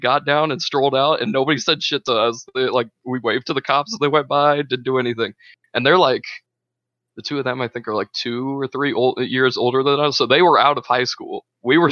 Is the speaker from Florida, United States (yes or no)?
no; Walton, Indiana, United States; moved away; I lived in Walton, which we only have like a population of like 1,500, if that. And then Kokomo is one of the bigger towns around my hometown.